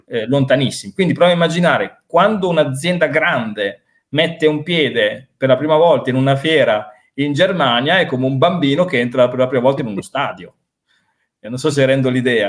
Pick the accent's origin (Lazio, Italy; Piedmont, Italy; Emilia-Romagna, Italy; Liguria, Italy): Emilia-Romagna, Italy; Reggio Emilia; moved away as an adult; now in Wrocław, Poland; sono di Reggio Emilia, però mi sento ovviamente anche reggiano, mi sento emiliano, mi sento italiano, ma sono breslaviano a tutti gli effetti.